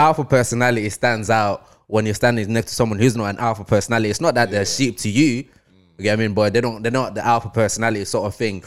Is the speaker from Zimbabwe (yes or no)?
yes; Zimbabwe; now in Manchester, United Kingdom; I grew up in Zim.